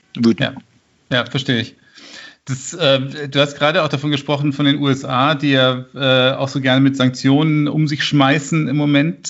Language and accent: German; Munich, Bavaria, Germany; ich bin ja aus Giesing